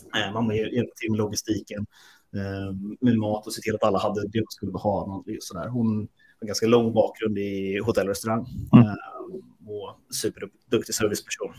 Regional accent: Sweden; Vi är svenskar.

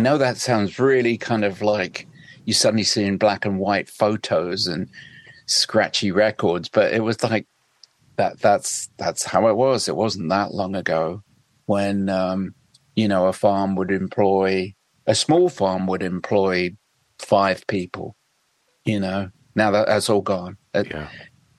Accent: West Suffolk, East of England, United Kingdom; moved away; also born or lived in London; I grew up in West Suffolk, which is it's kind of like the Wild West

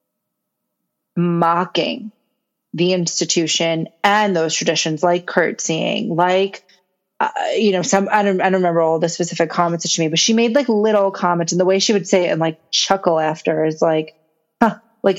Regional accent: United States; as an American

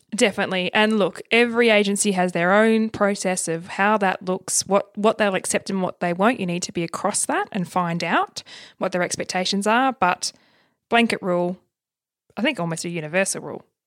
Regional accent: Tasmania, Australia; moved away; I'm originally from Tassie

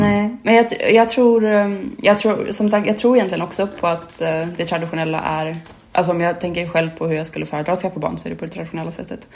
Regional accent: Sweden; där jag är uppvuxen, uh, lite mer ute på vischan, i liksom svenska landsbygden

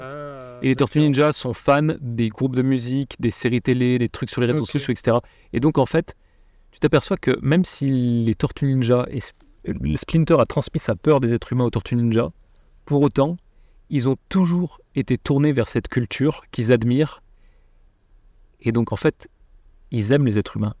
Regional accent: France

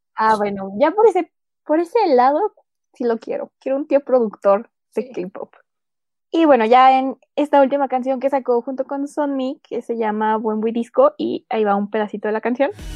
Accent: Mexico

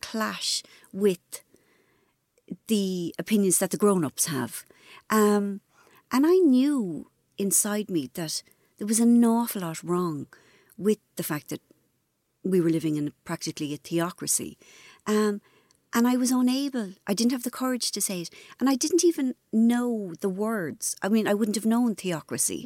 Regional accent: Ireland; I was brought up in Ireland, which was, you know, very religious.

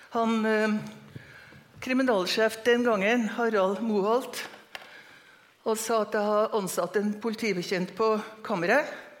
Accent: Trondheim, Trøndelag, Norway; also born or lived in Møre; now in Trondheim, Norway; jeg er født og oppvokst på Lilleby, Lamoen

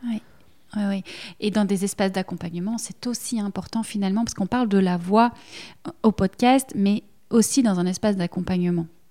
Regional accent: Belgium; accent: Belgian; que ce soit l'accent, le mien, on l'entend, je suis belge

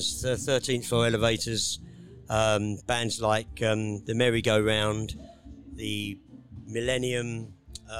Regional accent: Sidcup, London, United Kingdom; now in Kent, United Kingdom; I come from Sidcup, you know, I live in Kent

